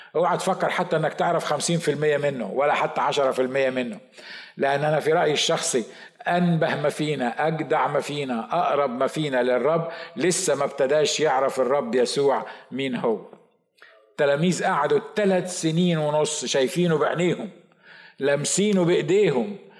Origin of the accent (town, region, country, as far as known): Egypt